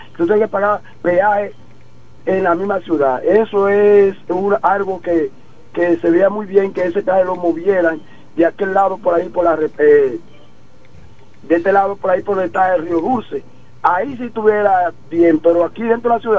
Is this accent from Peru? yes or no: no; Villa Hermosa, La Romana, Dominican Republic; yo soy aquí de Villahermosa